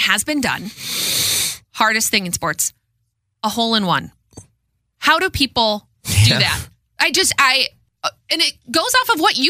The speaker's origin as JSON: {"language": "English", "region": "Minnesota", "country": "United States", "tie": "born or raised there", "said": "it was invented in Minnesota? Either in my hometown or next to my hometown."}